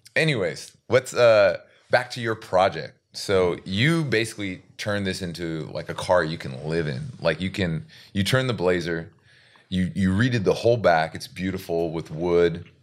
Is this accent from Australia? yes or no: no; Seattle, Washington, United States; growing up in Seattle and, which is kind of a city, but kind of country